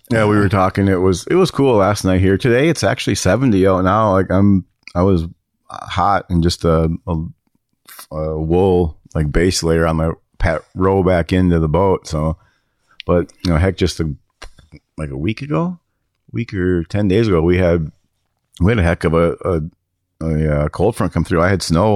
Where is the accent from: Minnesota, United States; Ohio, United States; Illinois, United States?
Minnesota, United States; I grew up around it in Minnesota